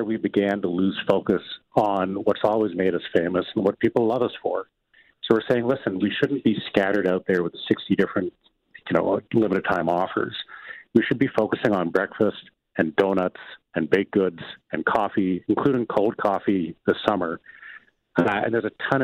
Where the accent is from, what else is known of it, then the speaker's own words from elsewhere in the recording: Fredericton, New Brunswick, Canada; where I grew up in Fredericton, New Brunswick